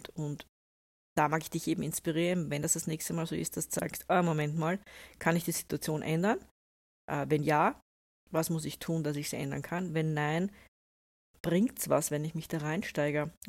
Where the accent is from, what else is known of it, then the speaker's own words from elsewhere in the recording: Austria; also ich bin ja eine Österreicherin, wir können das ja auch relativ gut, wir sagen dann Sudan.